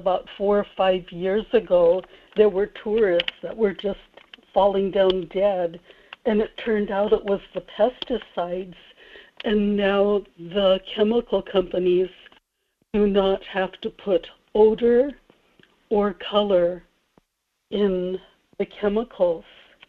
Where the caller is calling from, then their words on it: Kodiak, Alaska, United States; in Kodiak.